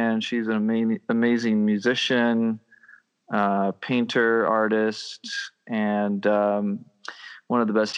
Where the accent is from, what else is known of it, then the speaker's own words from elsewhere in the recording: Oaxaca, Mexico; born there; I was born in Mexico. In Oaxaca, Mexico, down in the southern area